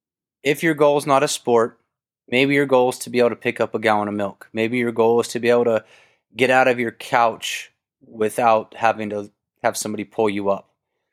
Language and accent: English; Kentucky, United States; I grew up in Kentucky. We had tobacco barns.